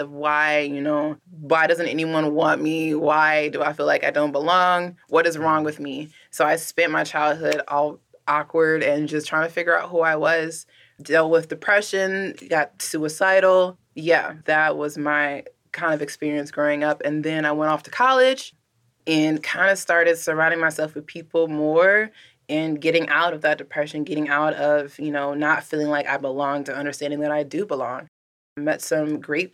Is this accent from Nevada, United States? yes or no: no; Southern Illinois, United States; I grew up in Southern Illinois